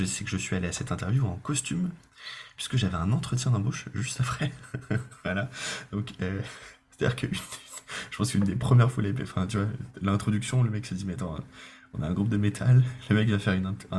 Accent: Le Mans, Pays de la Loire, France; moved away as an adult; now in Paris, France; moi je suis du Mans, je suis originaire du Mans

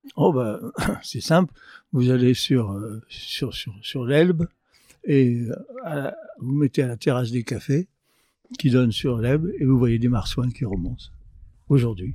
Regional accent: Lyon, Auvergne-Rhône-Alpes, France; à Lyon, je suis lyonnais

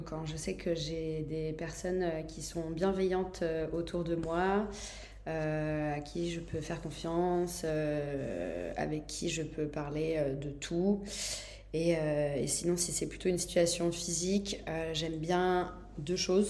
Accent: Nantes, Pays de la Loire, France; moved away as an adult; also born or lived in Mexico; je suis née à Nantes, j'ai étudié ailleurs et après je suis partie habiter 7 ans au Mexique.

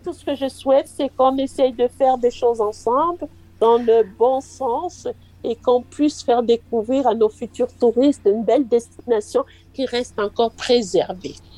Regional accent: Cameroon; moved away; je suis camerounaise

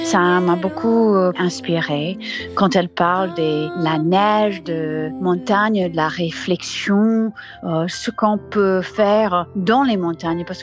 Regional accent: Colorado, United States; French is a second language; moved away; je viens de Colorado, des montagnes.

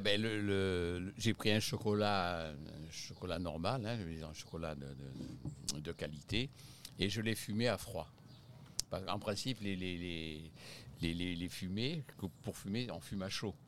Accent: Bormes-les-Mimosas, Provence-Alpes-Côte d'Azur, France; moved away as an adult; now in Quebec, Canada; je suis originaire du sud de la France, de Bormes-les-Mimosas exactement

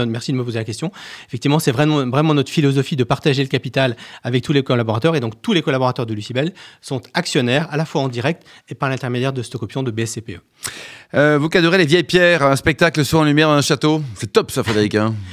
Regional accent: Saint-Étienne, Auvergne-Rhône-Alpes, France; Parce que je suis stéphanois, effectivement.

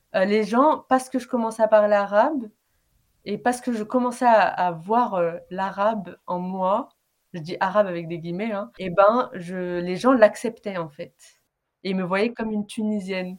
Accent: France; j'ai grandi en France

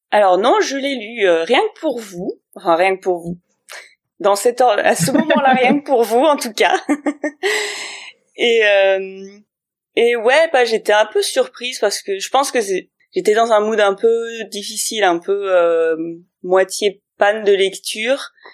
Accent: Grenoble, Auvergne-Rhône-Alpes, France; now in Berlin, Germany; je suis euh, grenobloise à la base, mais je suis exportée à Berlin

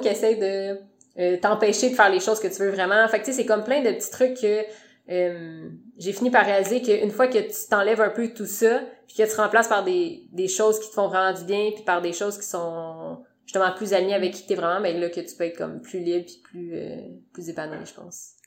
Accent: Sherbrooke, Quebec, Canada; moved away as an adult; now in Montreal, Canada; j'ai étudié à Sherbrooke, fait que je viens de Sherbrooke

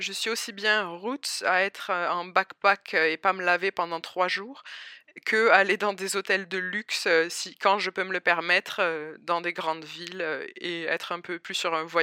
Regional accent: Albi, Occitania, France; accent: southern French; moved away as an adult; also born or lived in north of England; now in Montreal, Canada; donc j'ai 28 ans. Je suis originaire d'où mon accent euh, du sud de la France. Donc je suis originaire d'Albi, à côté de Toulouse. Et donc ça fait depuis 2017, donc ça fait six ans que je vis à l'étranger.

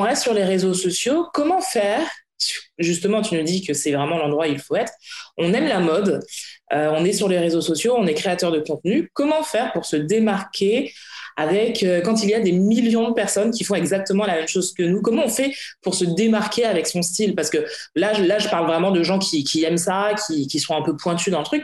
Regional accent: Guadeloupe; sur des petites îles comme chez nous, comme la Guadeloupe

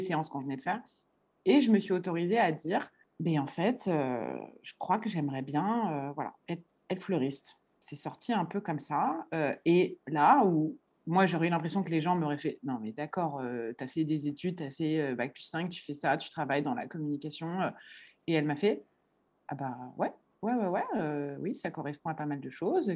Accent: Paris, Île-de-France, France; moved away as an adult; now in Bordeaux, France; j'ai grandi bah, euh, à Paris dans le 15e

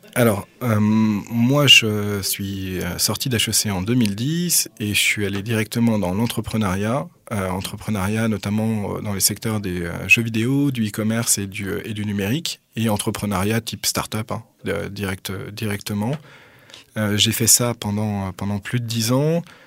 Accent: Paris, Île-de-France, France; moved away as an adult; now in Toulouse, France; je suis né à Paris dans le 15e, donc en 1986

